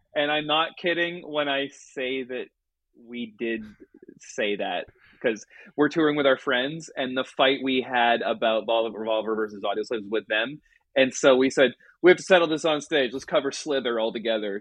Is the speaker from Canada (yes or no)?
yes; Vancouver, British Columbia, Canada; growing up in Vancouver